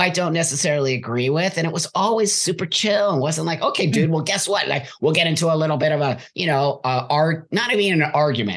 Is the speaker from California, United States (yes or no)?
yes; California, United States; I was born and raised in California